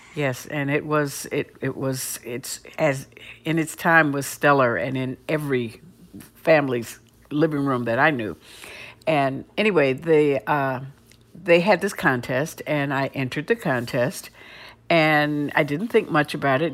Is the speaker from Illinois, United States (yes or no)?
no; Cleveland, Ohio, United States; I grew up in Cleveland, Ohio